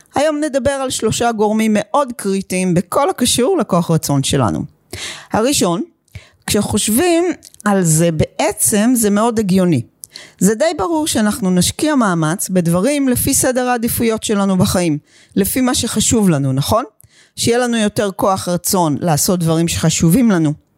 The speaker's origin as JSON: {"language": "Hebrew", "country": "Israel", "also_born_or_lived": "United States", "moved": "yes", "said": "תושבת חדשה ישנה בישראל, אחרי 21 שנים בארצות הברית"}